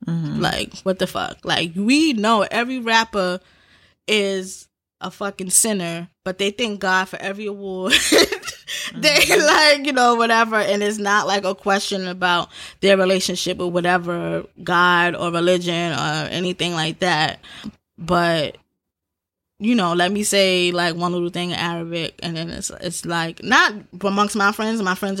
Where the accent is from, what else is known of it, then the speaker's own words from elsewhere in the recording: United States; And we are American, too.